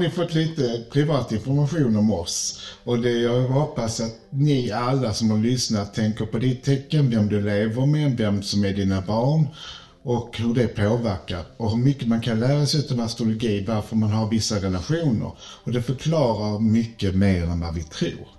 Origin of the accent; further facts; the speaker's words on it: Malmö, Skåne, Sweden; Jag är född i Malmö